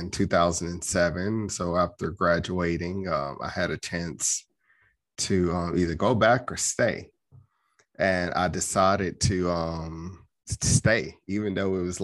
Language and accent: English; Chattanooga, Tennessee, United States; now in Gwinnett County, United States; I was born and raised in Chattanooga, Tennessee